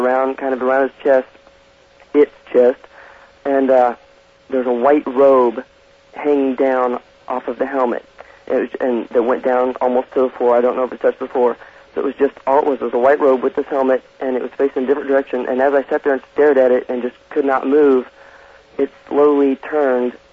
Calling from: Overland Park, Kansas, United States; I'm calling from Overland Park, Kansas.

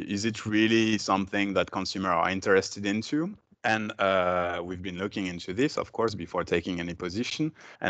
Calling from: Brussels, Belgium; From Brussels, from my home, teleworking.

